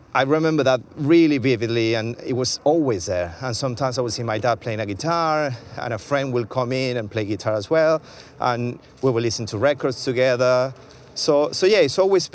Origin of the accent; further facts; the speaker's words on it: Venezuela; moved away as an adult; also born or lived in Argentina; now in London, United Kingdom; growing up in Venezuela was amazing